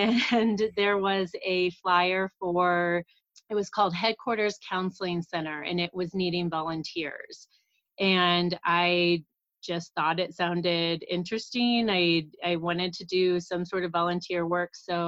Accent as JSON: {"language": "English", "town": "Kansas City", "country": "United States", "tie": "born or raised there", "moved": "as an adult", "lives_now": "Colorado, United States", "said": "So I am from Kansas City. That's where I grew up."}